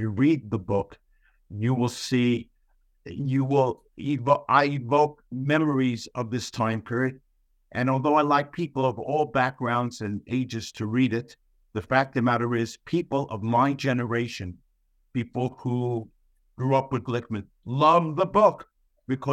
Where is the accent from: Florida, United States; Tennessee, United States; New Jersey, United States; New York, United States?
New York, United States; New York City; accent: Bronx; I'm from the Bronx. I sound like someone from the Bronx